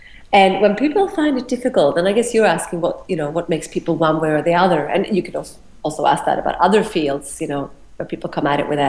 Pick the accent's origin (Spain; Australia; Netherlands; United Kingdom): Australia; And this is what I struggled with as an Australian who is not like many others.